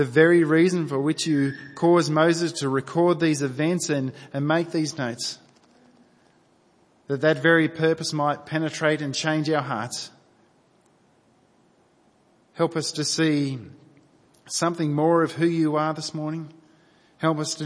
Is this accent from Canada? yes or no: no; New South Wales, Australia; I grew up in New South Wales